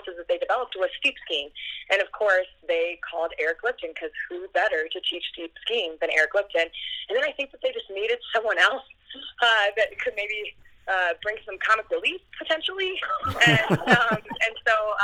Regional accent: Minnesota, United States; I come from Minnesota, so the molehills of the Midwest, and so I definitely started as a slalom skier

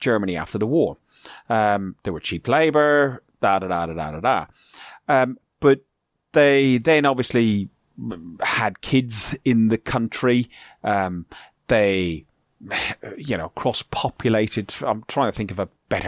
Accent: Ireland; moved away; I'm Irish, you know, I'm a foreigner living in a foreign country

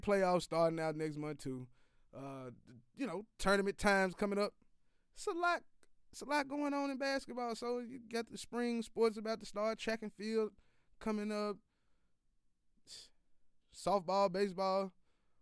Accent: West Tennessee, United States; We're both from West Tennessee area

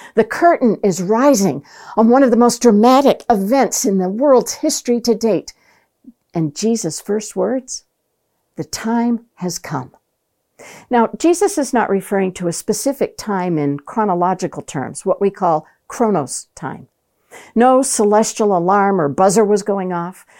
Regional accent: Maine, United States; Growing up in Maine, I had the opportunity to watch cousins follow their fathers into the fishing

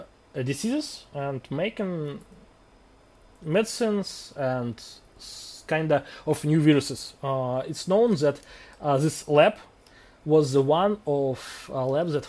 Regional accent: Russia; English is a second language; One take place in my hometown

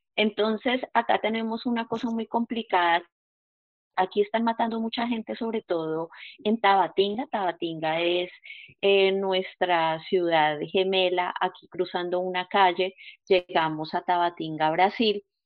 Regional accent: Puerto Wilches, Santander, Colombia; soy del municipio de Puerto Wilches, Santander

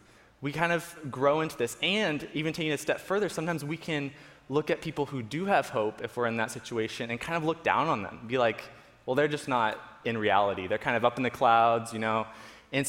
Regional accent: Florida, United States; So we grew up in Florida

